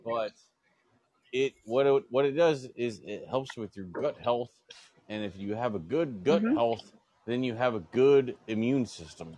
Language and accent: English; Florida, United States; I'm from Florida